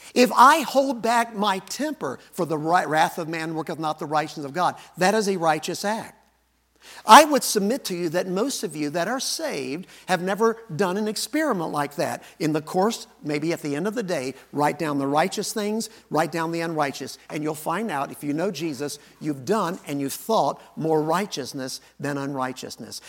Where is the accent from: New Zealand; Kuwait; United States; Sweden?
United States; Arkansas; I was born in Arkansas.